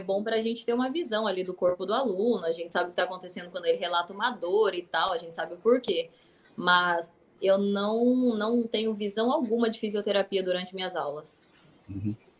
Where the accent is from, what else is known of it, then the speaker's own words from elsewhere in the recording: interior of Paraná, Brazil; eu sou do interior do Paraná